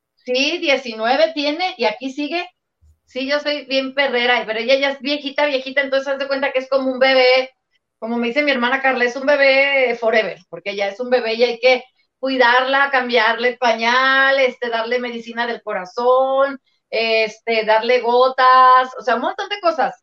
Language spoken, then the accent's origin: Spanish; León, Guanajuato, Mexico; yo soy de León, Guanajuato